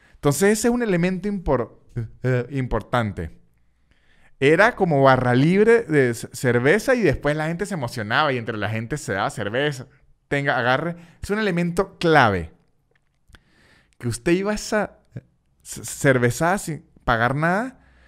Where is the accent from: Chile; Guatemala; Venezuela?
Venezuela; San Cristóbal, Táchira; now in Argentina; San Cristóbal, la ciudad de donde yo soy en Venezuela